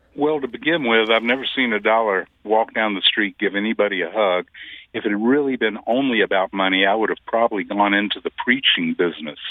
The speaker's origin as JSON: {"language": "English", "region": "Deep South", "country": "United States", "moved": "yes", "lives_now": "St. Louis, United States", "said": "I was from the Deep South."}